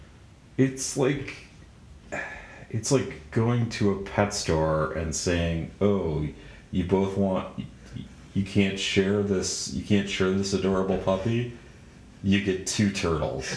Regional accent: Minneapolis suburbs, Minnesota, United States; I grew up in the Minneapolis suburbs

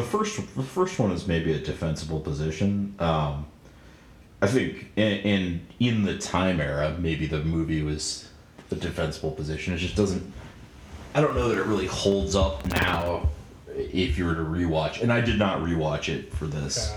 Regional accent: Minneapolis suburbs, Minnesota, United States; I grew up in the Minneapolis suburbs

